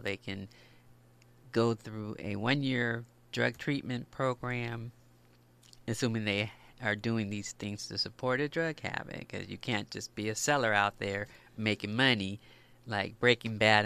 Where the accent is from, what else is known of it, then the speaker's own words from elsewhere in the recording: Los Angeles, California, United States; I grew up in the Los Angeles area, not far from here, the West Adams area.